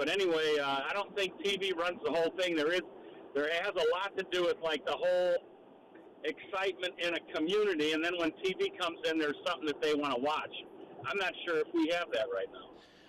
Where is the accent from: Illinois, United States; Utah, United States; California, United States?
Illinois, United States; Chicago; now in Hawaii, United States; I grew up Catholic in Chicago